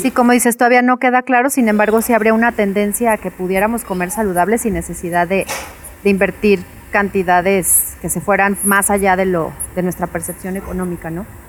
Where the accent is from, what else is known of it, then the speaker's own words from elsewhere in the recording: Mexico; comemos como mexicanos